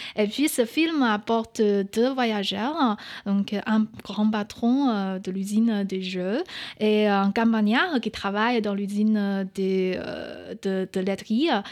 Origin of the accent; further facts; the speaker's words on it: Northeast China, China; French is a second language; moved away as an adult; also born or lived in Paris, France; now in France; je viens du nord-est de la Chine et chez nous, on a aucun euh, dialecte euh, dans ma région